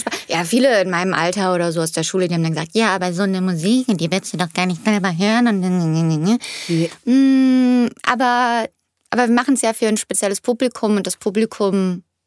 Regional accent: Cologne area, North Rhine-Westphalia, Germany; first language German; moved away as an adult; now in Los Angeles, United States; es ist immer noch meine Heimat mhm. und es ist, ist, wo meine Familie ist, meine, meine Mama, meine Schwester und mein Bruder

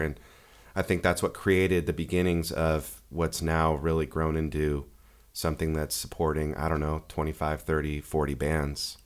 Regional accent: Bay Area, Northern California, United States; also born or lived in San Diego, California; I was born and raised in the Bay Area, um, of Northern California and moved down to San Diego in nineteen ninety-four to go to San Diego State

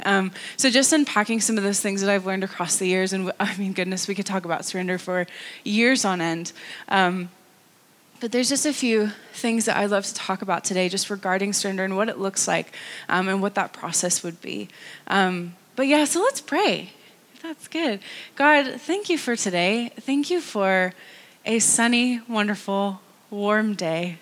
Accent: North Carolina, United States; moved away as an adult; also born or lived in California; now in Antrim, United Kingdom; I live in Antrim. I am originally from North Carolina.

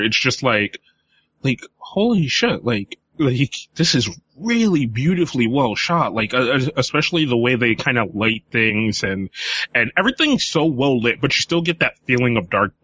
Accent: United States; we as American fans

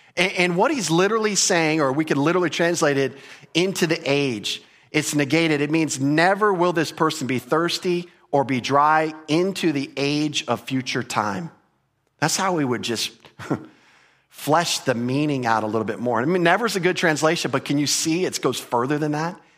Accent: United States; as an American

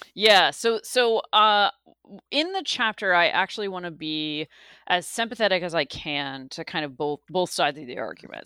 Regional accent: the South, United States; I grew up in the South, and I grew up in a place where the Confederate flag was prominently displayed.

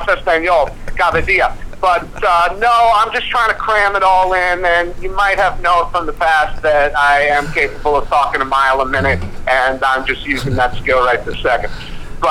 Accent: United States; moved away; I'm from America

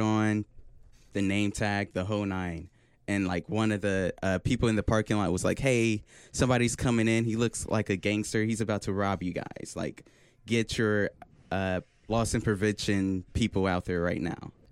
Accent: Oklahoma City, Oklahoma, United States; I'm from Oklahoma City, Oklahoma, and uh, I go to UCO

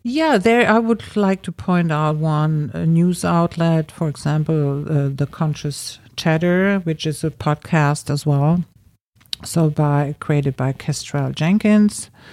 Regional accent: Germany; moved away as an adult; also born or lived in Berlin; now in Los Angeles, United States; I grew up in Germany

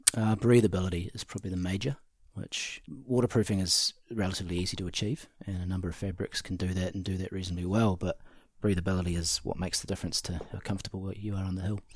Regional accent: Cromwell, Otago, New Zealand; I grew up in Cromwell

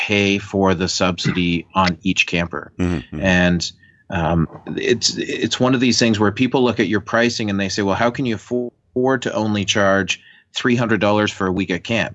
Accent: Canada; As a Canadian who lives by the border

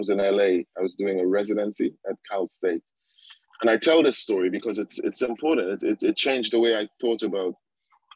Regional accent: Trinidad & Tobago; moved away as an adult; now in United Kingdom; I grew up in Trinidad.

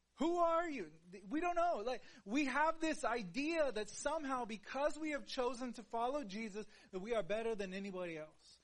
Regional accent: Houston, Texas, United States; I am like from Houston.

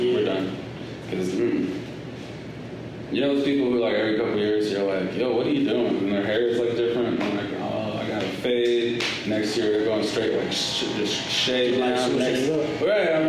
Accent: Los Angeles, California, United States; I grew up in Los Angeles. I grew up in South Central.

